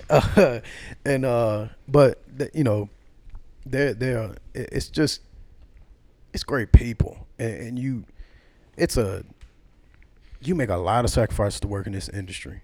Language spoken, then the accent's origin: English; the South, United States; also born or lived in New York; I'm a Southerner by blood